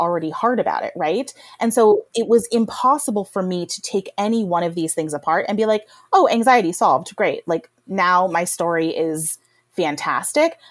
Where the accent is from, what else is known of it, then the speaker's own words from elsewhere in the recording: Rust Belt, United States; I grew up in poverty in the Rust Belt